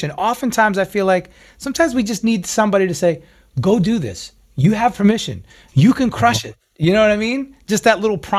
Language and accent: English; New York, United States; I'm a New Yorker, come on.